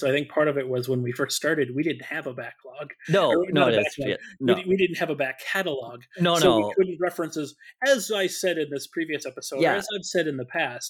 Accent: Minnesota, United States; I put ketchup in it because I'm a Minnesotan.

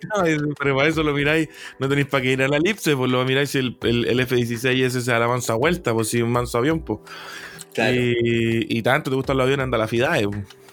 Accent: Chile; nosotros como chilenos

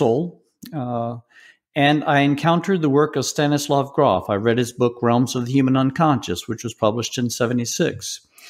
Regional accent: Deep South, United States; was raised in the Deep South

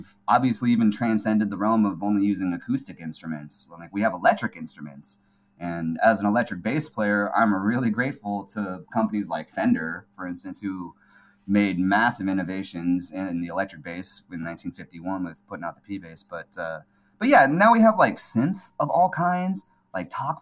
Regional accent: California, United States; also born or lived in Seoul, South Korea; I came to California. I was raised in California

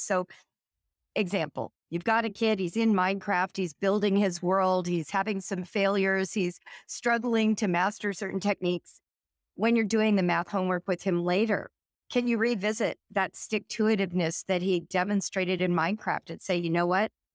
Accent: California, United States; born or raised there; now in Cincinnati, United States

